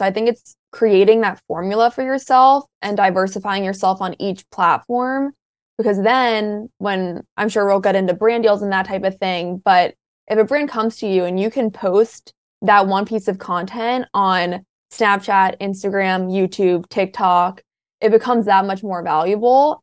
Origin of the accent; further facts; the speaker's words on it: Maryland, United States; University of Maryland for the longest time because it's my college at home